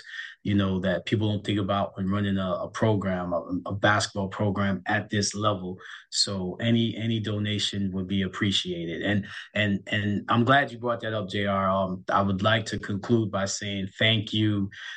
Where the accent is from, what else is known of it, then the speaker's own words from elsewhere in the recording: New York, United States; I'm from New York